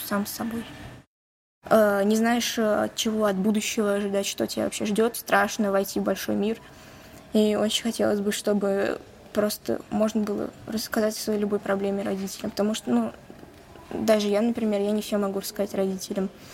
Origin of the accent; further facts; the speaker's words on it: Samara, Samara Oblast, Russia; Я приехала из Самары